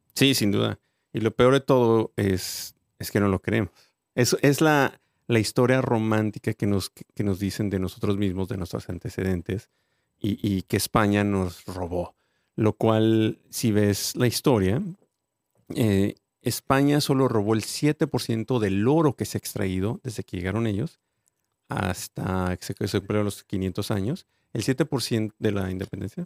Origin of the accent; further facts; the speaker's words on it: Mexico; nosotros los mexicanos